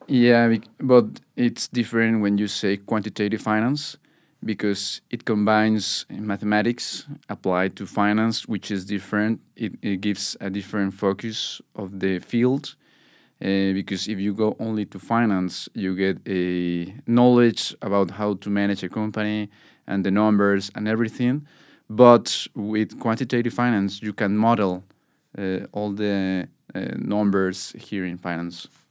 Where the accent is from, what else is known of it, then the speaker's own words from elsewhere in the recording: Mexico; now in Norway; I'm from Mexico